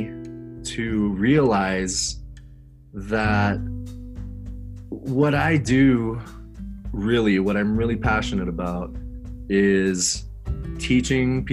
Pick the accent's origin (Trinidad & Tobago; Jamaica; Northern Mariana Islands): Northern Mariana Islands; Saipan; also born or lived in Denver, Colorado / Japan / Hawaii; now in Colorado, United States; I was born and raised in Saipan, tiny little island in the Pacific